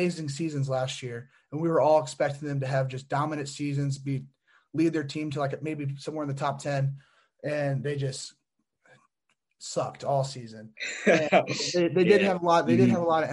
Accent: Northeast Indiana, United States; I'm from Northeast Indiana

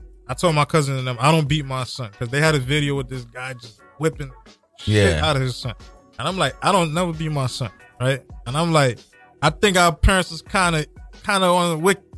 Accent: Trinidad & Tobago; moved away; I was born in Trinidad

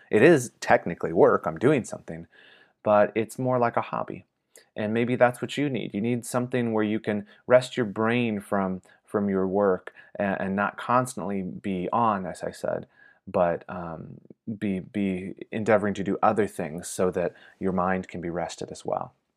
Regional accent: Michigan, United States; moved away; my home state of Michigan

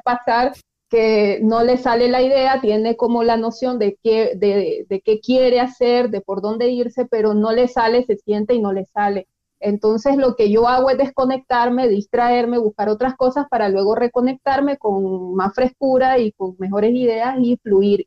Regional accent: Nicaragua; como nicaragüenses

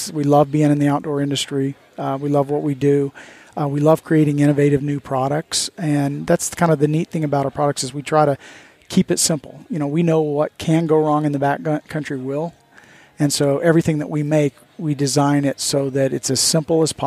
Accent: Midwest, United States; I grew up in the Midwest

